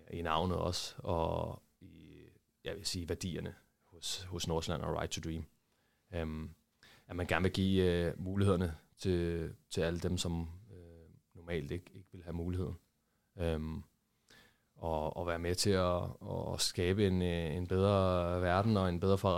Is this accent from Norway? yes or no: no; Brazil; Og også på grund af, at jeg var, jeg var brasilianer.